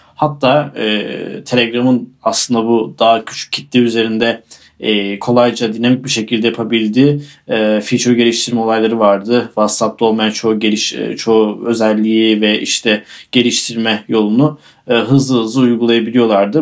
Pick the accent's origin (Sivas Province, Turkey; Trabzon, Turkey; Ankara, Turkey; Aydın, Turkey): Aydın, Turkey; Aydın bizim taraf